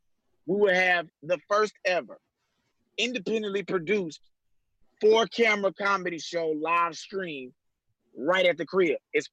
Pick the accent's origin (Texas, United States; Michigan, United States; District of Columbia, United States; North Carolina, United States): Texas, United States; Houston; I will be taping in my hometown of Houston, Texas.